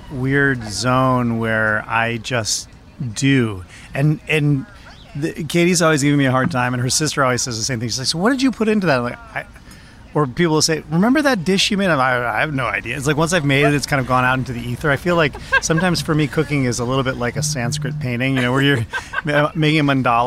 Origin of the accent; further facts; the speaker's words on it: Vermont, United States; I grew up in Vermont on a small family farm